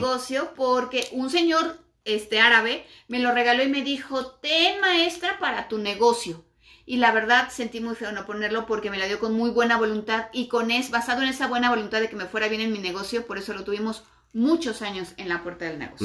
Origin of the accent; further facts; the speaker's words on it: Mexico; todos los que somos mexicanos latinos en general